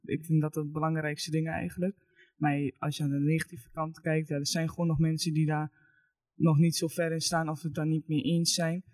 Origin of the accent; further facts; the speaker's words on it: Eibergen, Gelderland, Netherlands; Ik kom uit Eibergen